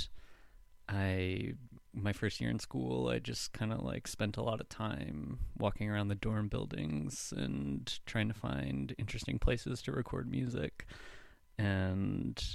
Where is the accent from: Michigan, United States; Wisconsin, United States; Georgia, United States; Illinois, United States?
Wisconsin, United States; La Crosse; moved away as an adult; also born or lived in Duluth, Minnesota; now in Minneapolis, United States; I grew up in La Crosse, Wisconsin